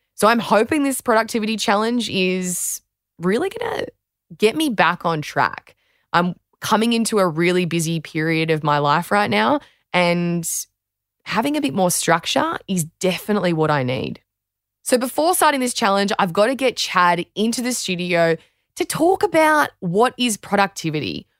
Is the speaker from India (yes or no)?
no; Australia; I'm former Australian beach sprinter and fitness trainer